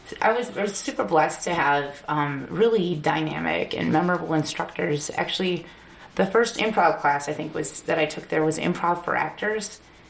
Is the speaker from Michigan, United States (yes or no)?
no; Northwest Indiana, United States; moved away as an adult; now in Chicago, United States; I grew up in Indiana, where it's kind of rural, we have, like, you know, like several acres of land and a pond and, like, horses.